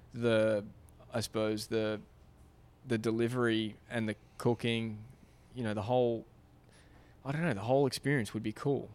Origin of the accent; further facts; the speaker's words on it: Australia; moved away; I grew up in Australia